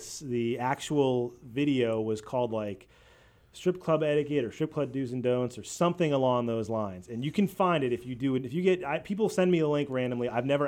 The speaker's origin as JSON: {"language": "English", "town": "Boston", "region": "Massachusetts", "country": "United States", "tie": "born or raised there", "said": "I'm from Boston, a Patriots fan"}